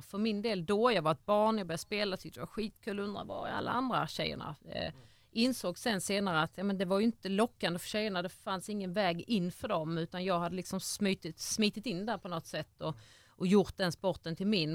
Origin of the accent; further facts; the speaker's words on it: Ängelholm, Skåne, Sweden; jag är från Ängelholm, eh, född och uppvuxen där